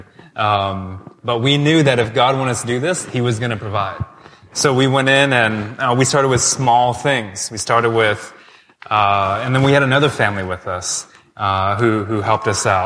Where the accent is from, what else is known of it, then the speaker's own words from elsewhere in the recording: United States; moved away as an adult; now in Toronto, Canada; I'm from the States.